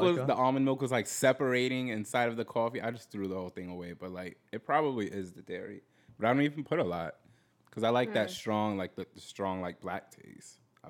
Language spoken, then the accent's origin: English; New York City, New York, United States; I'm from New York City.